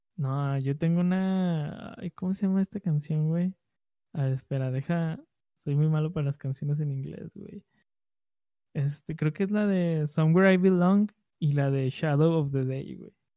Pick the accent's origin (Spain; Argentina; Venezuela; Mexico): Mexico; first language Spanish; nuestra cultura mexicana, a nuestra, a nuestra lengua nativa